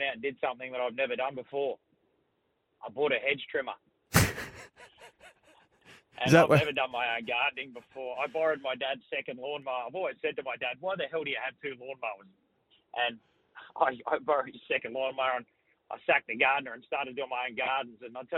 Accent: Brisbane, Queensland, Australia; being from Brisbane

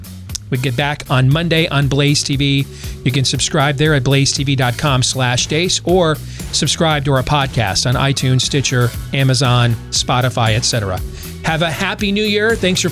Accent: Grand Rapids, Michigan, United States; also born or lived in Iowa; It's where I grew up as a kid. Even though I was born in Iowa, I spent my teenage years in Michigan

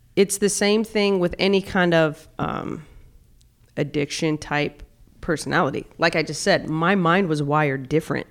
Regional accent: South Dakota, United States; growing up in South Dakota, I grew up in a very, very, uh, conservative

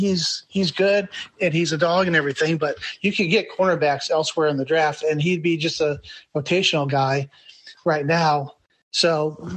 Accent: Detroit, Michigan, United States; now in Alabama, United States; I live in Alabama. I was born in Detroit

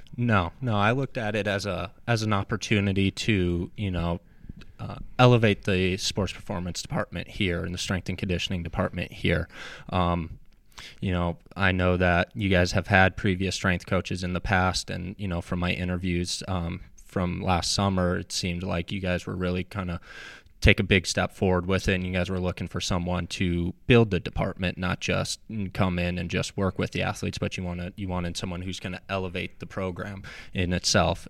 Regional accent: Apple Valley, Minnesota, United States; moved away as an adult; now in Charlotte, United States; I grew up in Apple Valley, Minnesota

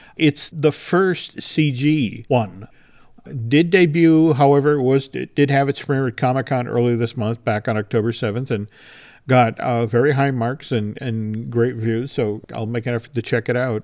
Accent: Maynard, Massachusetts, United States; my hometown of Maynard, Massachusetts.

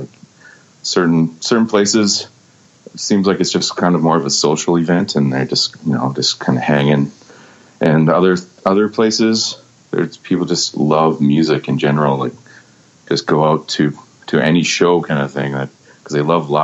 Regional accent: Vancouver, British Columbia, Canada; I was born and raised in Vancouver

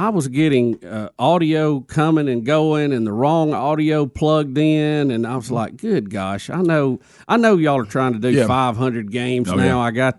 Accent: Jacksonville, Alabama, United States; growing up in Jacksonville and being a Jacksonville fan, since I was just a little tyke

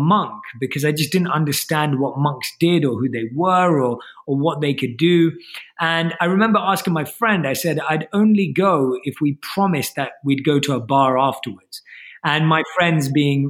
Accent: London, United Kingdom; So I was born and raised in London and I grew up like an average Londoner

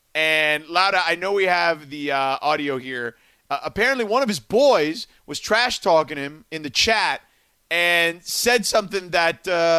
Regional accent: Miami, Florida, United States; also born or lived in New York City; now in Los Angeles, United States; I grew up in Miami.

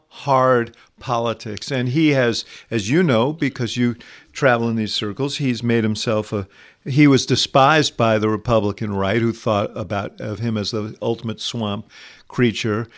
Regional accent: New York City, New York, United States; I grew up in Manhattan

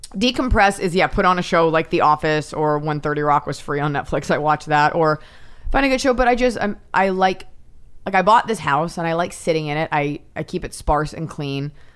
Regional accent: United States; as an American

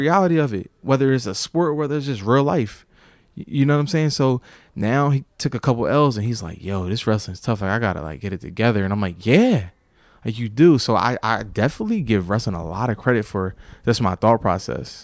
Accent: Sicklerville, New Jersey, United States; Jordan Burroughs, from my hometown, lived in the P section, uh, Primrose Gate.

